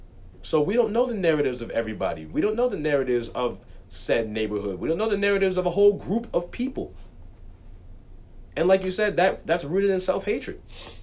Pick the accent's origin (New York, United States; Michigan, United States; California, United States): New York, United States; New York City; That's where I live. That's where I'm from. I'm from Morningside Park in Harlem.